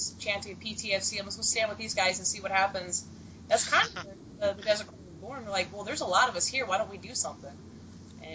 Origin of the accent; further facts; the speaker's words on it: a small desert town in California, United States; also born or lived in Oregon; now in Arizona, United States; I'm from a small desert town in California